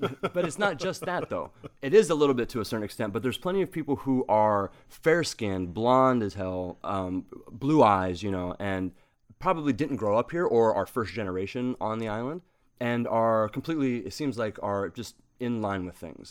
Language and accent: English; Southern Ohio, United States; now in Hawaii, United States; I grew up in Southern Ohio